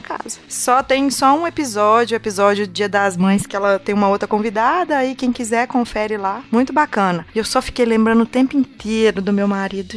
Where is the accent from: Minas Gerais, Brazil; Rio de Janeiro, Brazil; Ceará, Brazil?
Minas Gerais, Brazil; Eu sou de Minas